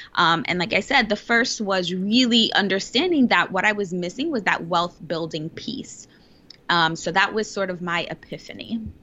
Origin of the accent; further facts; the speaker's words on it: New York City, New York, United States; I was born and raised in the Bronx, which is one of the poorest boroughs, actually, the poorest borough in New York City